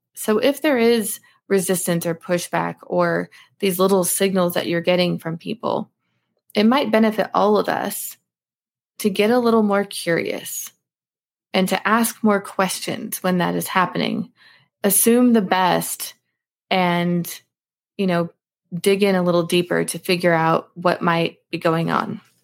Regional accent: Alaska, United States; I grew up in Alaska

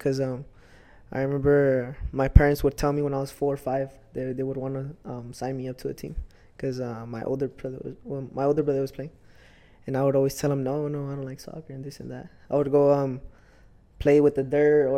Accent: Salinas, California, United States; I was born here in California, born and raised here in Salinas

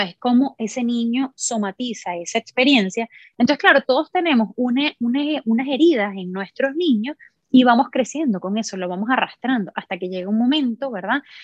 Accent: Venezuela; moved away as an adult; also born or lived in Miami, United States; now in Orlando, United States; soy de Venezuela, crecí en Venezuela

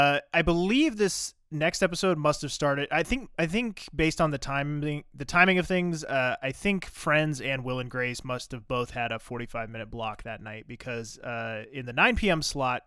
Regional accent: the South, United States; I grew up in the South

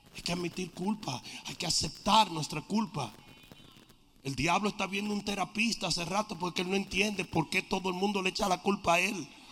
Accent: Dominican Republic; En mi país hay un dicho, esa nación europea llamada República Dominicana

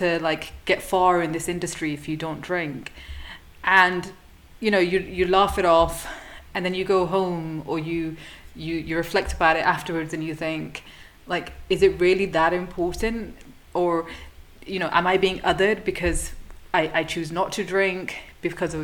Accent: the north of England, United Kingdom; now in London, United Kingdom; originally from the north, moved to London.

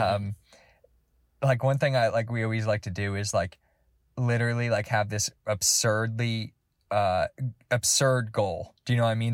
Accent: Georgia, United States; I'm from Georgia

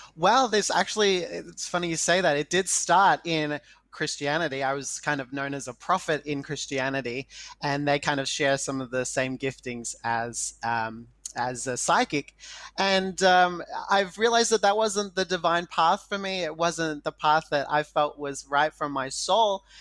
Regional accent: Australia; I'm Indigenous Australian

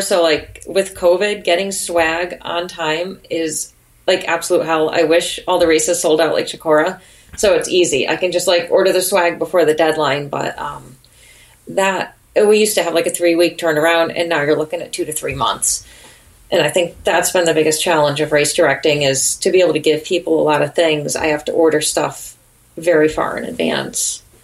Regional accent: Connecticut, United States; now in New Hampshire, United States; I'm from Connecticut originally

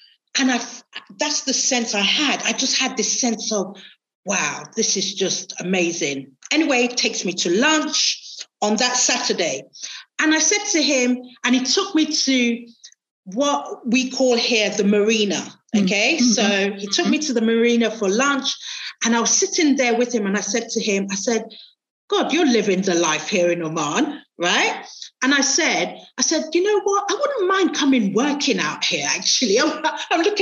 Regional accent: Nigeria; moved away; I grew up with him in Nigeria.

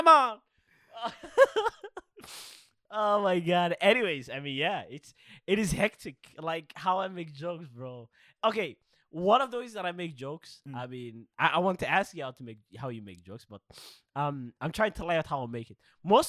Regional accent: Kona, Hawaii, United States; Bro, I'm from Kona.

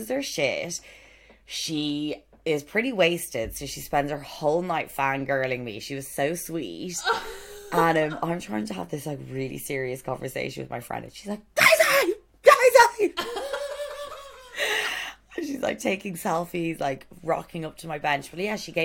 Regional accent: Ireland; I'm Irish.

